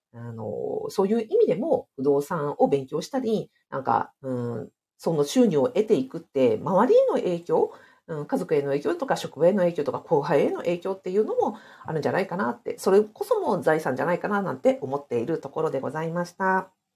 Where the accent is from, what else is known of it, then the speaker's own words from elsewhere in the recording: Hokkaido, Japan; これ私の地元で北海道値段なので